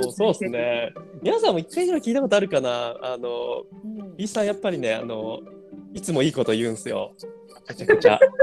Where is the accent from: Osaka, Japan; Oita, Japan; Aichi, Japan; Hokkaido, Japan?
Osaka, Japan; Kawachinagano; moved away; 僕、大阪です。河内長野っていう